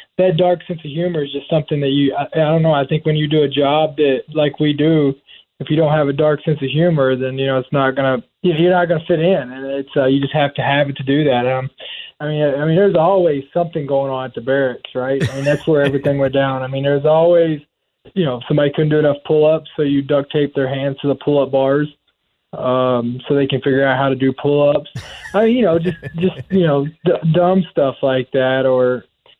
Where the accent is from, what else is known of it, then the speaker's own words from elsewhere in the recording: Kentucky, United States; I grew up in Kentucky. I grew up in a small town, on a farm